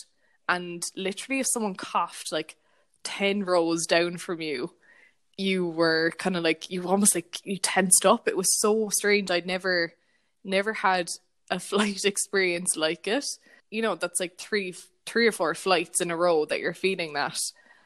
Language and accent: English; Ireland; also born or lived in Australia / London